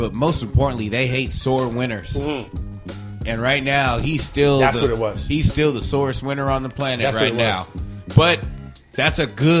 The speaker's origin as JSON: {"language": "English", "area": "the Bay Area", "region": "California", "country": "United States", "tie": "born or raised there", "lives_now": "San Diego, United States", "said": "I was born in the Bay. We both live in San Diego now"}